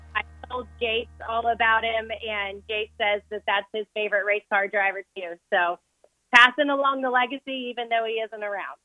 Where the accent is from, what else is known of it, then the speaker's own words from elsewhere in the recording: Fort Supply, Oklahoma, United States; now in Goddard, United States; I was actually born and raised in Fort Supply, Oklahoma